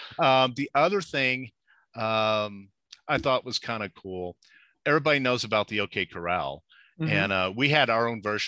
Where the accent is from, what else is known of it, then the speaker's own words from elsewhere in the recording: Texas, United States; born there; now in Albuquerque, United States; No, I was born in Texas, and my parents moved around a lot.